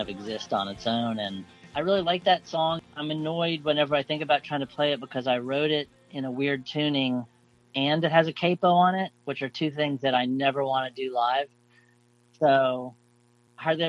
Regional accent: South Florida, United States; growing up in South Florida in the 70s

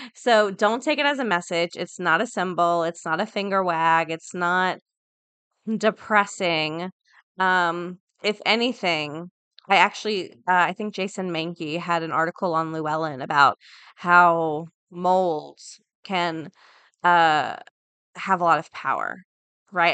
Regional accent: Florida, United States; I'm from Florida. Everything's flat

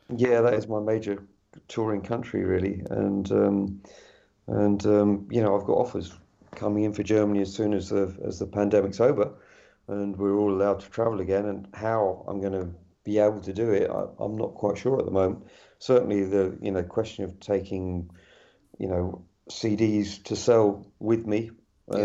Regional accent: West Country, edge of Dartmoor, South West England, United Kingdom; moved away as an adult; also born or lived in London; I'm in the West Country, uh, on the edge of Dartmoor. Uh, I moved out from London about five years ago, back to where I was uh, where I was brought up.

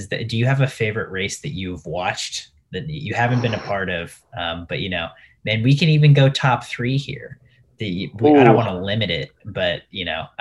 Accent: United States; I'm American

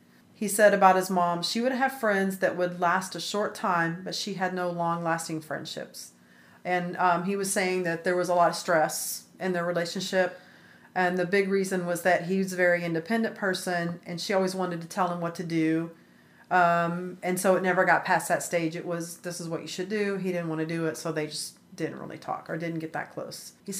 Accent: Texas, United States; I grew up in West Texas, and we don't look too kindly on things like that.

